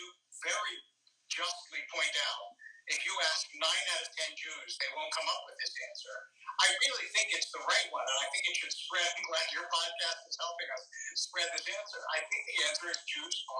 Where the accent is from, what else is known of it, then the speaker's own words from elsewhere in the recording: Philadelphia, Pennsylvania, United States; also born or lived in Harrisburg; I was born in Harrisburg and grew up in Philadelphia.